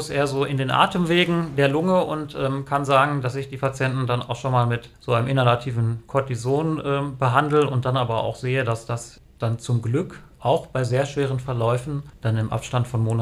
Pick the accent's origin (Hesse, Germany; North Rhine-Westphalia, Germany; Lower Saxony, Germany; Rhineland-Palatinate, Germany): Lower Saxony, Germany; bin dann halt wieder zurückgekehrt hier in die Region, also sozusagen meine Heimatregion